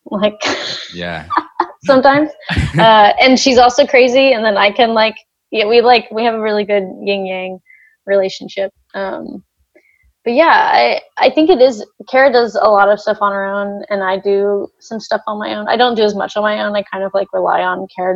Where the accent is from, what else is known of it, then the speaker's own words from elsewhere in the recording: Texas, United States; I grew up in Valpo, Texas. Very tiny, tiny town